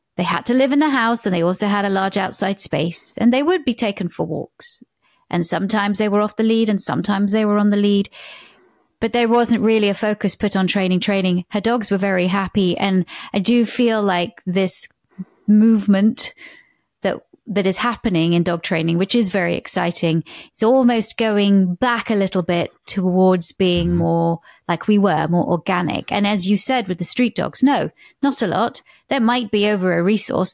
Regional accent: United Kingdom; now in United States

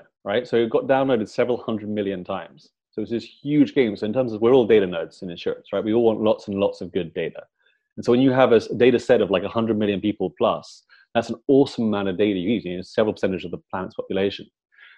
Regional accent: London, United Kingdom; I'm from London

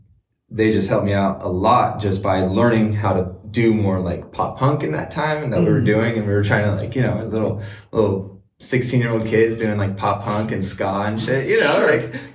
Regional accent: Montebello, California, United States; also born or lived in Sicily; I'm originally from Southern California

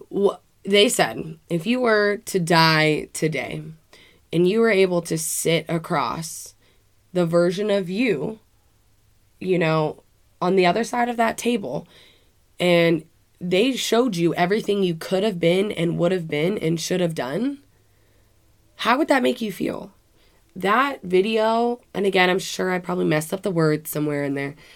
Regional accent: United States; I am from Washington

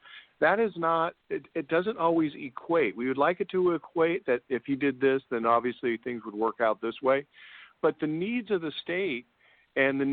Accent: United States; I'm American

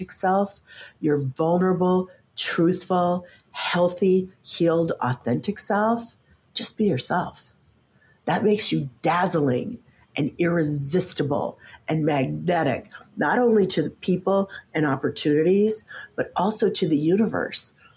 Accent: Midwest, United States; And I grew up in the Midwest.

